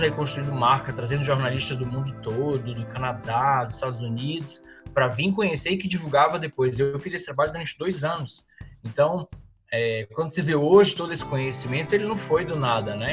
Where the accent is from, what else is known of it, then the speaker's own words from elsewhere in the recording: Roraima, Brazil; eu sou de Roraima, então sou do extremo norte do Brasil